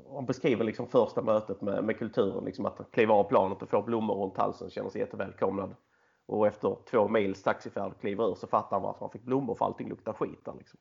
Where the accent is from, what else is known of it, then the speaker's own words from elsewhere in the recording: Skåne, Sweden; jag är skåning, 34 år gammal